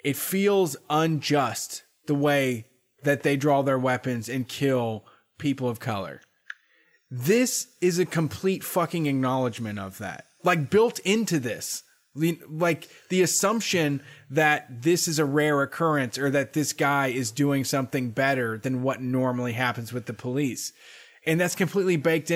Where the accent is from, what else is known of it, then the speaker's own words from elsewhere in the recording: Columbus, Ohio, United States; I grew up in Linden, dude. That's where I went until I was in eighth grade